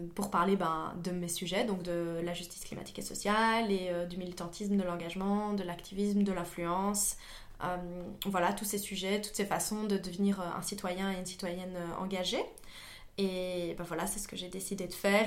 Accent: Liège, Wallonia, Belgium; moi je suis liégeoise

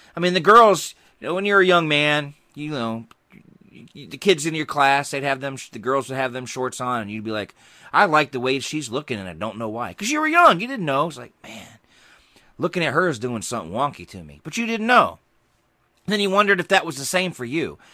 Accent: Georgia, United States; I grew up in Georgia. We had big yards

